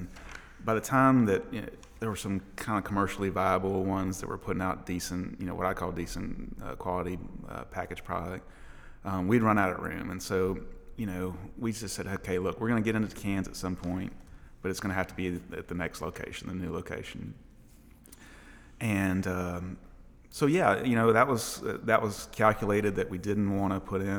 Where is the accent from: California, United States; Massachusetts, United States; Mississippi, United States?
Mississippi, United States; moved away as an adult; now in Nashville, United States; I'm from Mississippi.